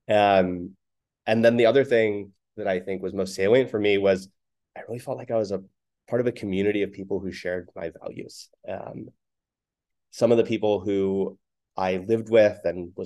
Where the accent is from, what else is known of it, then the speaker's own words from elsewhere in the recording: Oakland, California, United States; When I was in the fifth grade growing up in Oakland